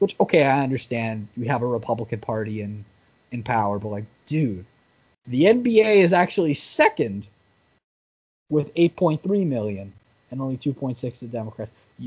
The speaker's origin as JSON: {"language": "English", "country": "Canada", "said": "we're a Canadian"}